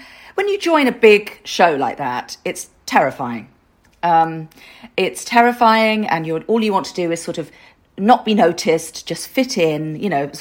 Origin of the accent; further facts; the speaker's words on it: London, United Kingdom; I'm a Londoner.